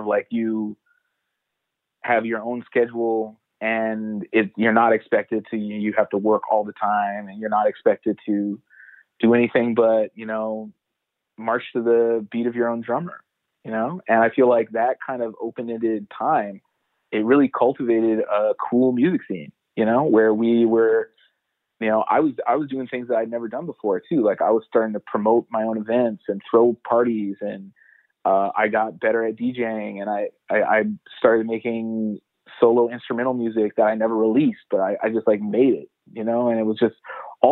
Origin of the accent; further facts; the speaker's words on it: Edmonton, Alberta, Canada; moved away as an adult; also born or lived in Montreal; now in Toronto, Canada; I'm originally from Edmonton, and I moved to Montreal around 2009 in the summer.